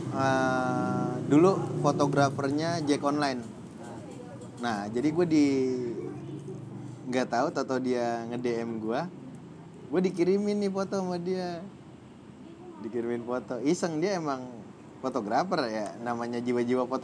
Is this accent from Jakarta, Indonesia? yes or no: yes; Jakarta, Indonesia; nah kebetulan gua anak bola dan gue juga anak Jakarta segala macem